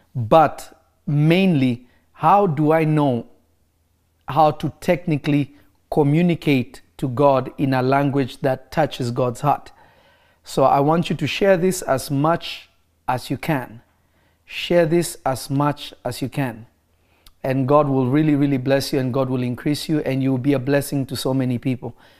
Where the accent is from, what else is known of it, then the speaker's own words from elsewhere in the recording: Kenya; moved away; also born or lived in Congo / United States; I am from the Congo. I am American, but my family is from the Congo. I grew up in Kenya.